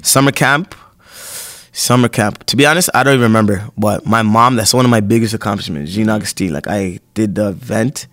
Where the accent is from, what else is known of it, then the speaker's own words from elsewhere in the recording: Toronto, Ontario, Canada; I was born at Sentinel Finch